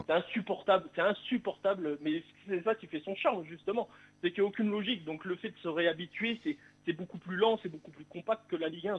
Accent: Bourgogne-Franche-Comté, France; moved away; also born or lived in Toulouse; Je suis redevenu, à, redevenu franc-comtois depuis peu

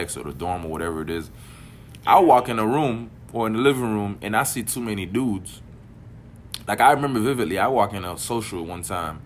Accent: Miami, Florida, United States; also born or lived in Haiti; Growing up in Miami

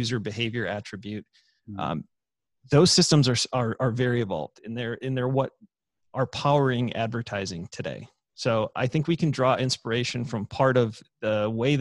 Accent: Michigan, United States; my home state in Michigan

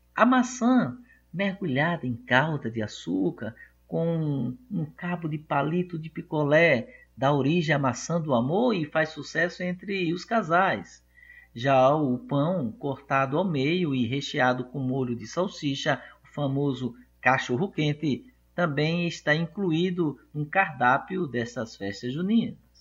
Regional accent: Brazil; nós nascemos no Brasil

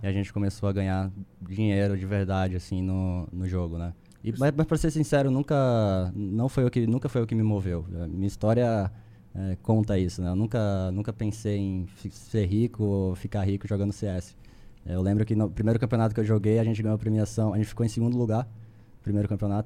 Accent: Recife, Pernambuco, Brazil; moved away as an adult; also born or lived in São Paulo; eu sou, eu sou de Recife, sou recifense

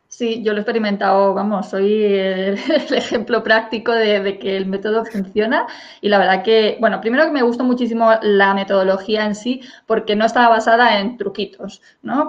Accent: Spain; yo, por ejemplo, soy una profesora española que doy clases de inglés

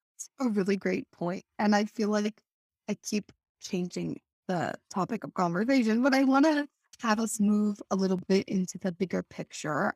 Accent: Washington, United States; my home state of Washington

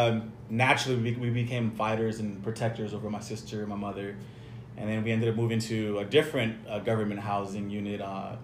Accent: El Paso, Texas, United States; born and raised Northeast El Paso, Devil's Triangle.

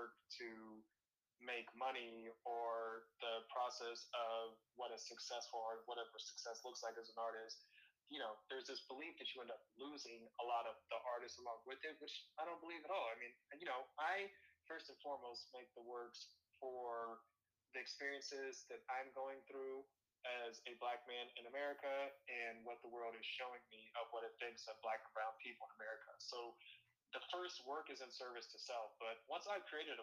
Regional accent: Topeka, Kansas, United States; now in Seattle, United States; in Topeka, where I'm from

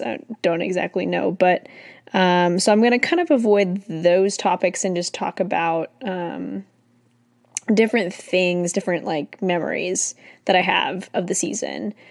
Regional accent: California, United States; also born or lived in Irvine / San Diego; I was born and raised in California, technically, I was born in Irvine

